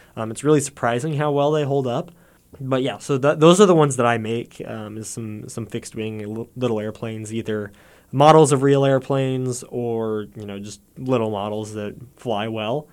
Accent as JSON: {"language": "English", "town": "Warrensburg", "region": "Missouri", "country": "United States", "said": "I'm from Warrensburg, too, so I've been here doing stuff on campus for a long, long time"}